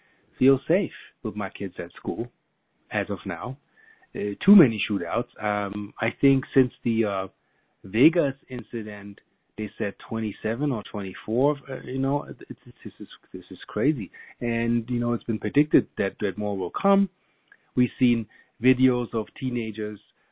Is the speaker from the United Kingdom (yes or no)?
no; Germany; now in United States; I'm half German. I grew up in Germany